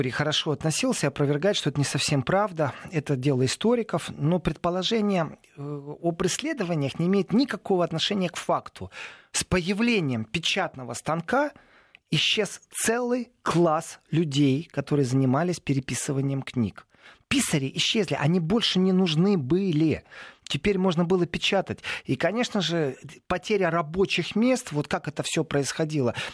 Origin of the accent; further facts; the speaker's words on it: Lviv, Lviv Oblast, Ukraine; бежал мой родной город Львов